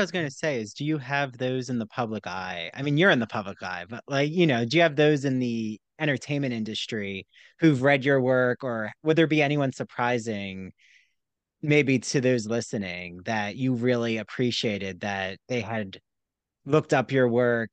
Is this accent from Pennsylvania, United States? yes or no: yes; Philadelphia, Pennsylvania, United States; I grew up in the Philly area